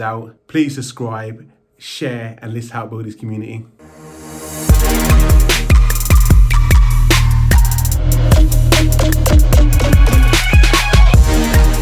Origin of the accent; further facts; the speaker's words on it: Birmingham, West Midlands, United Kingdom; I'm from Birmingham myself